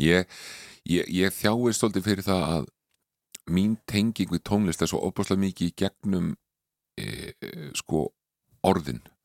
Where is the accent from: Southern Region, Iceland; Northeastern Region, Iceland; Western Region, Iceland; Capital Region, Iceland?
Capital Region, Iceland; Reykjavík; also born or lived in Connecticut, United States; ólst ég upp í breyðhaldi.